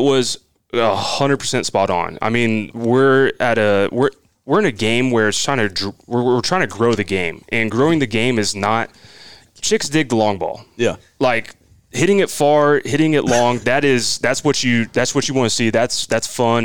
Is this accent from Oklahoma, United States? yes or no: yes; Midwest City, Oklahoma, United States; growing up in Oklahoma